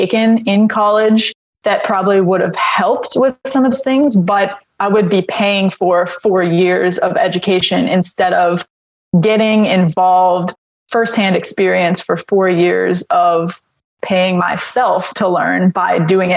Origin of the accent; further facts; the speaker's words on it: Los Angeles, California, United States; We grew up in Los Angeles